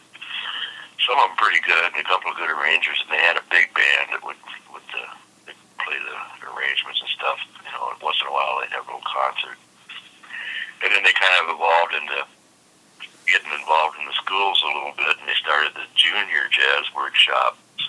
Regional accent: Topeka, Kansas, United States; also born or lived in New York City / Los Angeles; now in Kansas City, United States; I was born and raised in Topeka, Kansas.

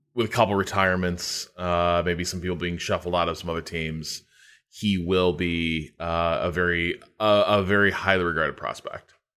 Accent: United States; a background as an American

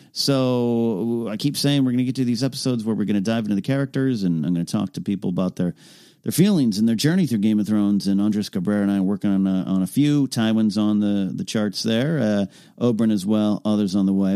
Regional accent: Arroyo Grande, California, United States; Arroyo Grande, California, my hometown.

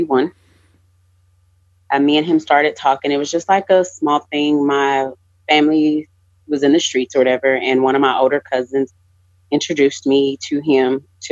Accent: Lubbock, Texas, United States; I'm born and raised in Lubbock, Texas

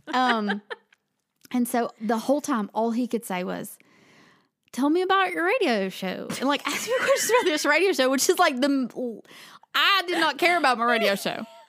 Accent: Southern United States, United States; accent: Southern

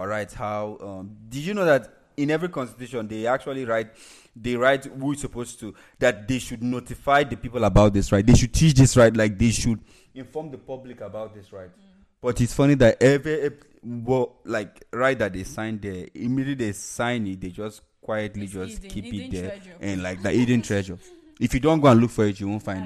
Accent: Nigeria; As a Nigerian

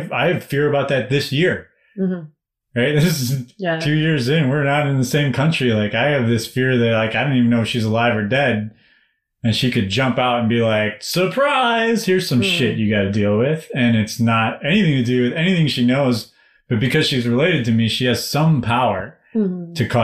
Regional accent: United States; my father's Indian, my mother's Irish, and I'm American

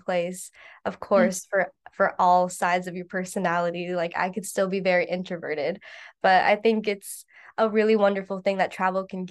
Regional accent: Midwest, United States; we're both from the Midwest

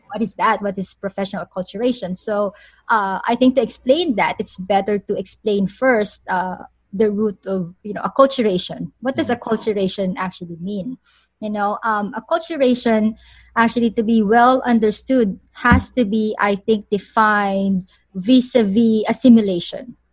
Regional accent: Philippines; moved away; I'm a Filipino

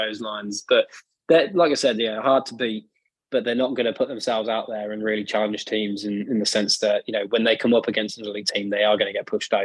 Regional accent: Birmingham, West Midlands, United Kingdom; being from Birmingham in England

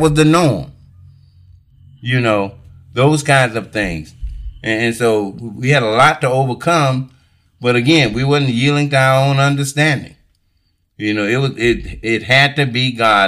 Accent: Alcalo, South Carolina, United States; I was raised in Alkaloo

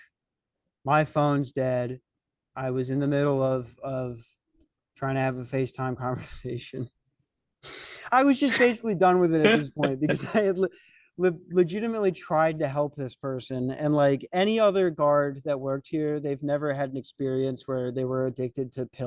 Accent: Lakeville, Minnesota, United States; I'm from Lakeville, Minnesota

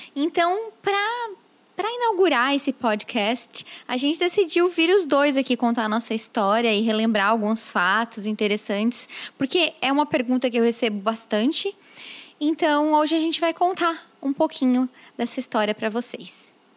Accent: Meleiro, Santa Catarina, Brazil; also born or lived in Tubarão; Nós dois somos de Santa Catarina, eu sou de Meleiro

